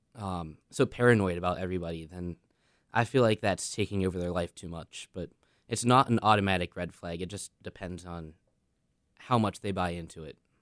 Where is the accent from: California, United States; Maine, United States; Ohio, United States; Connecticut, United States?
Ohio, United States; Steubenville; moved away; I'm originally from Steubenville, Ohio